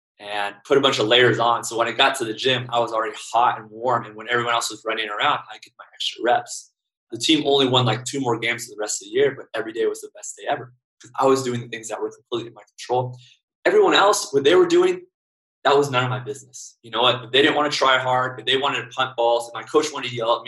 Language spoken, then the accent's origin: English; United States; I'm American